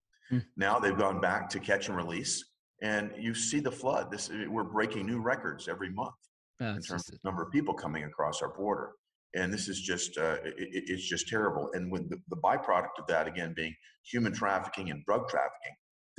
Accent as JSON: {"language": "English", "town": "Nashville", "region": "Tennessee", "country": "United States", "tie": "born or raised there"}